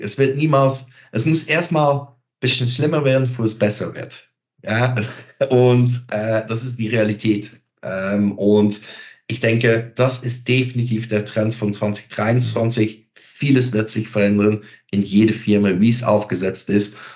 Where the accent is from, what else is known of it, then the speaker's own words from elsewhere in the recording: Belgium; German is a second language; moved away; Ich bin Belgier